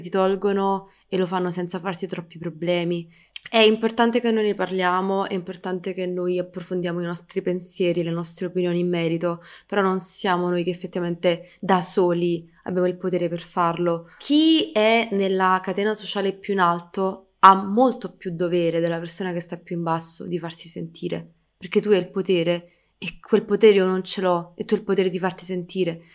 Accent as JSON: {"language": "Italian", "country": "Italy", "tie": "born or raised there", "said": "sono nata qui in Italia"}